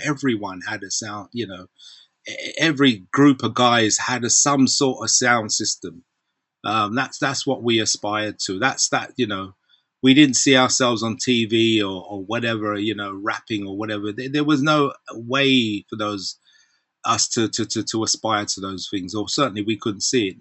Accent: London, United Kingdom; we're from Southside, so from Brixton Market

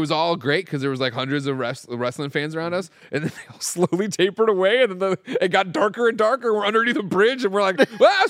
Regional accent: San Francisco, California, United States; We're from San Francisco. We yeah, walk all the time.

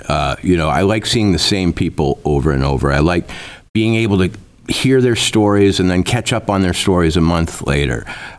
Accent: Minnesota, United States; now in Livingston, United States; You know, I grew up in Minnesota, and like F. Scott Fitzgerald, everybody dreams of going to the big city

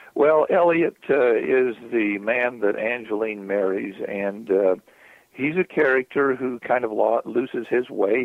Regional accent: southern Utah, United States; As a youth, I would sit. Uh, in the cornfields of southern Utah, irrigating fields

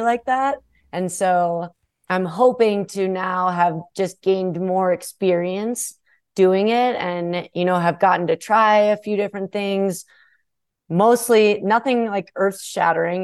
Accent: Minnesota, United States; Being a Minnesotan

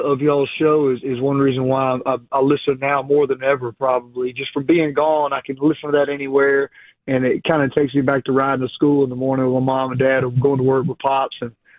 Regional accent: Jacksonville, Alabama, United States; For one, I'm born and raised in Jacksonville. You know, that was

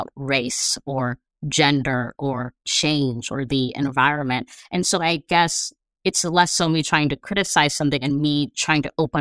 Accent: Los Angeles, California, United States; I'm from

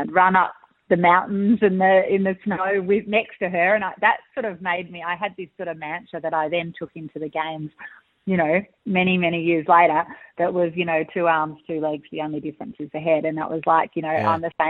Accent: South Korea; moved away; I grew up in Korea being beaten like this and it's made me so strong.

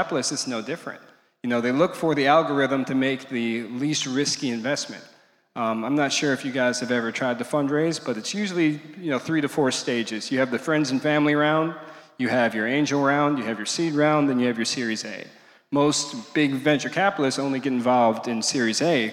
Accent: Milwaukee, Wisconsin, United States; I'm from Milwaukee, Wisconsin

